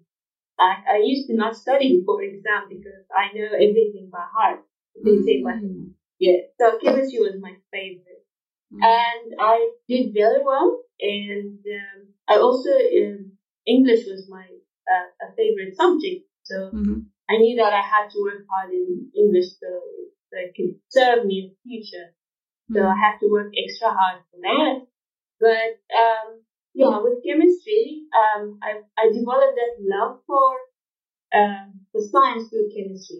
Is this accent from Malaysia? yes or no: no; Jeddah, Makkah Province, Saudi Arabia; English is a second language; moved away as an adult; also born or lived in Wad Madani, Sudan / Pretoria, South Africa / Grahamstown, South Africa; now in Durban, South Africa; We moved and I grew up in Saudi. I did most of all my schooling actually in Saudi, Jeddah, and the schools there were Arabic.